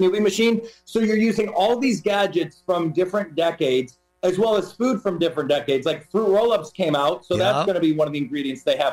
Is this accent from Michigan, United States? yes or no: no; Toledo, Ohio, United States; I grew up in Toledo, Ohio